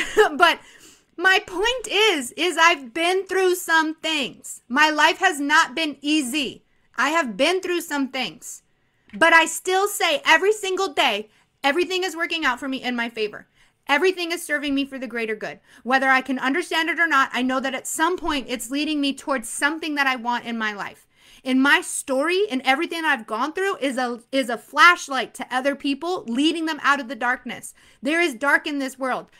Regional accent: Arizona, United States; I'm from Arizona.

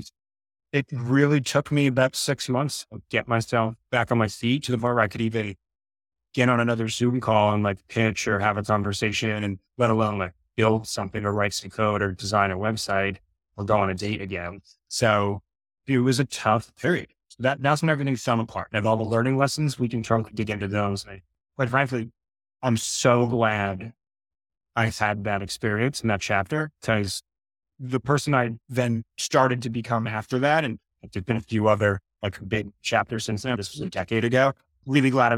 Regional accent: New York, United States; moved away as an adult; also born or lived in Boulder, Colorado; I grew up in New York, and I went to school at CU Boulder, Colorado.

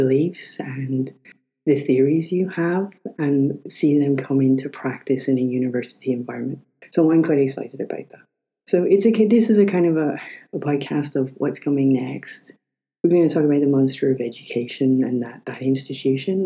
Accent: Ireland; We're both Irish

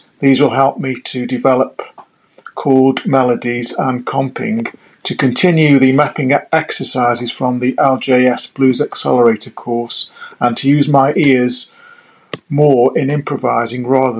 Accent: Isle of Wight, South East England, United Kingdom; from the Isle of Wight, just off the south coast of England

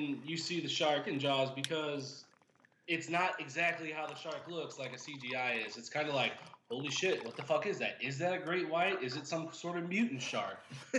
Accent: St. Louis, Missouri, United States; And I grew up in South City, St. Louis.

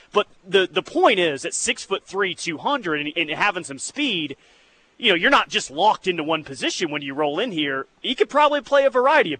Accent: Alex, Oklahoma, United States; Yeah, I grew up around Ellick, so I know that.

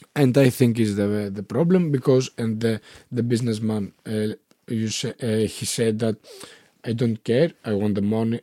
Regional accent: Konitsa, Epirus, Greece; English is a second language; moved away as an adult; also born or lived in Germany / Athens / Thessaloniki; now in Ioannina, Greece; I was, eh, growing up in, eh, Konitsa, eh, in a small village

